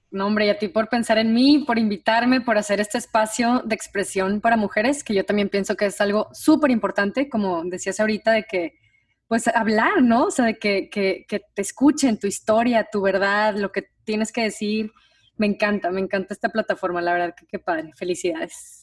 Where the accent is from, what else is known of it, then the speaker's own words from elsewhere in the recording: Monterrey, Nuevo León, Mexico; moved away; las dos somos de Monterrey